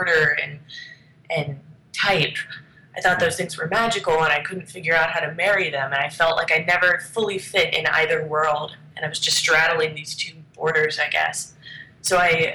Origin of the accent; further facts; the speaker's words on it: Steubenville, Ohio, United States; also born or lived in New Jersey / Canton, Ohio; I've spent almost my entire life in Ohio. I was, I guess, raised is the right term, in Steubenville